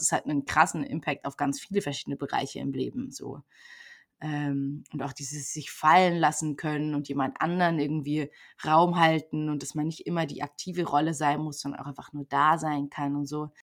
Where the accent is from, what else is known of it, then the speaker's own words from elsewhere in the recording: Germany; moved away as an adult; also born or lived in Brazil; ich komme aus Deutschland